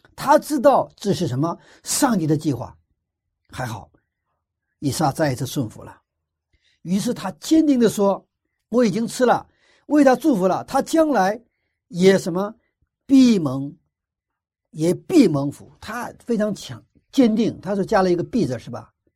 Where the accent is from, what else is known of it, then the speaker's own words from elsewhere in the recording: China; 我们中国人